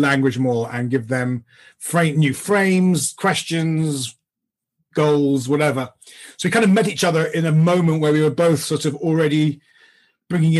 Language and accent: English; London, United Kingdom; I grew up in London in the UK